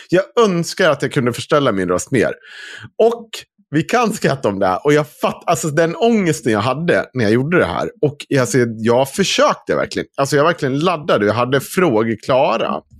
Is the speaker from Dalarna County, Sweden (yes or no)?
yes; Dalarna County, Sweden; accent: dalmål; För att jag vet att jag kommer inte få bort min, mitt dalmål.